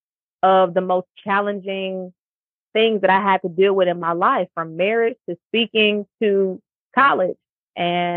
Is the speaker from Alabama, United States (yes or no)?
no; Cleveland, Ohio, United States; moved away as an adult; now in Houston, United States; when I moved back to my hometown of Cleveland, I joined a corporate club